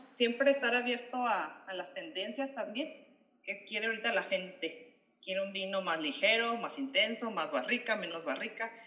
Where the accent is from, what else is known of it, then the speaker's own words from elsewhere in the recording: Ensenada, Baja California, Mexico; also born or lived in Australia; siendo aquí de, Ensenada